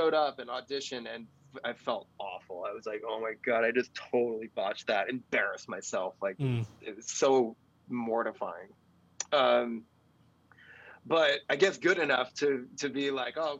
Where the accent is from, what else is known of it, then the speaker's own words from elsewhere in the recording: New Jersey, United States; I was born and raised in New Jersey